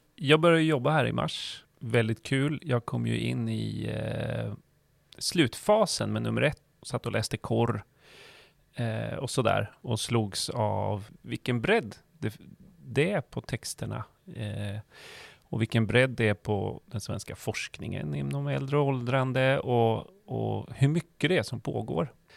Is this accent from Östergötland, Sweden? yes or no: yes; Norrköping, Östergötland, Sweden; moved away; det är ju min hemstad